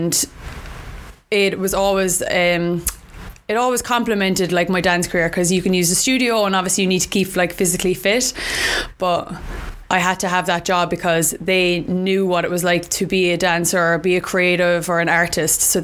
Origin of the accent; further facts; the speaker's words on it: Cork, Munster, Ireland; moved away as an adult; now in London, United Kingdom; I'm from Cork in Ireland